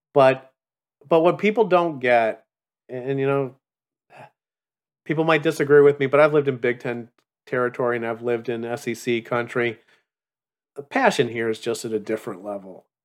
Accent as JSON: {"language": "English", "town": "Chicago", "region": "Illinois", "country": "United States", "said": "I come from Chicago"}